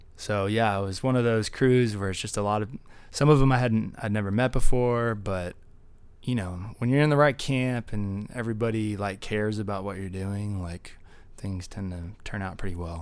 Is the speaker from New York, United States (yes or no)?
no; Dallas, Texas, United States; I'm from Dallas